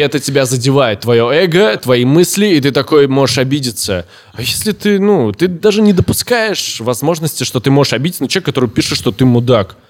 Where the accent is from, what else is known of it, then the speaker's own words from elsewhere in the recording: Orenburg, Orenburg Oblast, Russia; я всю жизнь в России. Я с первого года жизни, да, в Оренбурге мы переехали, когда мне был год.